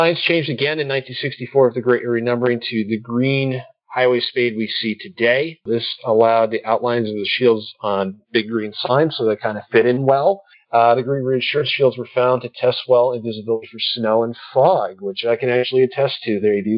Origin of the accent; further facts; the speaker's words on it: Detroit, Michigan, United States; moved away; I'm from Detroit